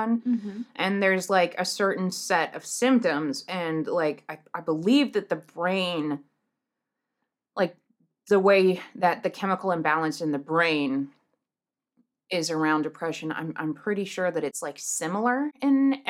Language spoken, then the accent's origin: English; United States; we're from America